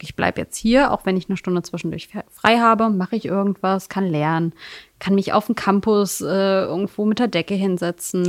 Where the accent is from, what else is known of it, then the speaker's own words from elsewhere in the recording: Magdeburg, Saxony-Anhalt, Germany; in meiner äh, alten Heimat, also Magdeburg trotzdem, ich komme auch aus Magdeburg, aber in Sudenburg